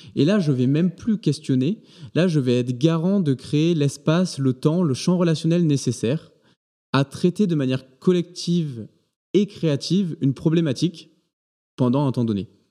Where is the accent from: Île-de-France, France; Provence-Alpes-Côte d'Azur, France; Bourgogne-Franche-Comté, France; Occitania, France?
Provence-Alpes-Côte d'Azur, France; moved away as an adult; also born or lived in Paris region / Angers; moi je suis originaire d'un petit village entre Aix et Marseille